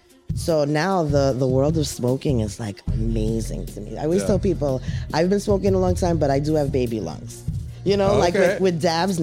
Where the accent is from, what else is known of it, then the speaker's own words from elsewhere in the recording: New York City, New York, United States; also born or lived in Riverdale, Bronx; I'm from the Heights. And now I'm living in Riverdale, which is 10 minutes, whatever, north.